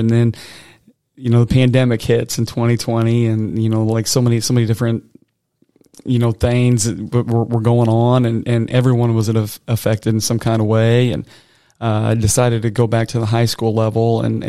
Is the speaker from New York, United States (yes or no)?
no; Nauvoo, Illinois, United States; where I grew up in Nauvoo, Illinois, we had a really strong basketball program